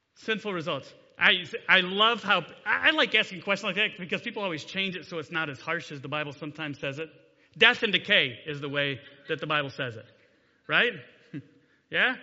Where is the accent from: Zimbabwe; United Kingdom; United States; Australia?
United States; Delta, Ohio; also born or lived in Grayson, Kentucky; I grew up in Delta. I graduated from Delta High School a long time ago.